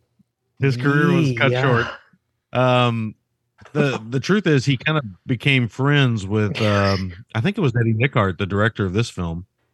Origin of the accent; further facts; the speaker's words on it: Kentucky, United States; yeah, I'm from Kentucky. I'm just going to say little feller.